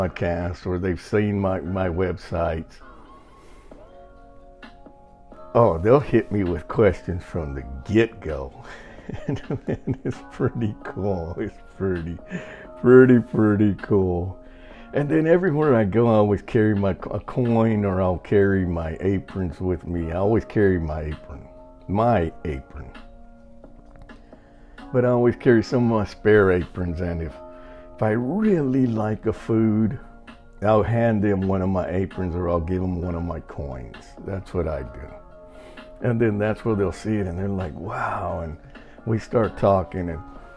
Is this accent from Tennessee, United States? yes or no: no; Texas, United States; moved away; I'm Mexican and I'm from Texas, so I'm used to Spanish.